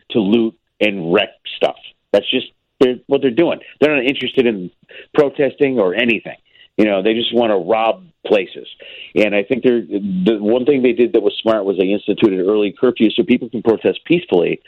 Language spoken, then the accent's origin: English; Chicago, Illinois, United States; now in Los Angeles, United States; I grew up in Chicago, you know, I'm from there